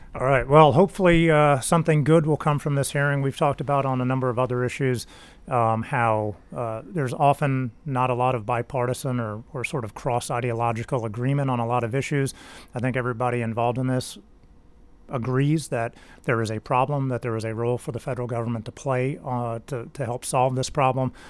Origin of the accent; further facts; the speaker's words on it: Tennessee, United States; I'm, I'm from Tennessee. I grew up in Tennessee